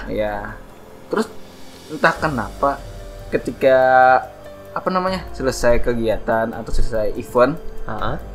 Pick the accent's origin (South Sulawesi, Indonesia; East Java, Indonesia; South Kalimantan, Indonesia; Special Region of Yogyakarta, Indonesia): South Kalimantan, Indonesia; Banjarmasin; kalau orang kita orang Banjarmasin